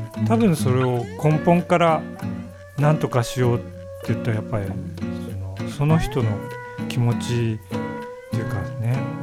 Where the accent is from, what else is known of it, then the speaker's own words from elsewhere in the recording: Yubari, Hokkaido, Japan; also born or lived in Sapporo / Tokyo; now in Hidaka, Japan; 俺は夕張出身だからね